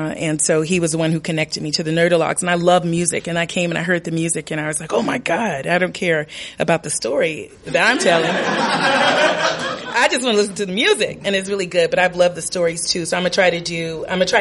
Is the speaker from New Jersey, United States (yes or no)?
no; Los Angeles, California, United States; also born or lived in Compton, California; now in Chicago, United States; I grew up in and around Watts in Southern California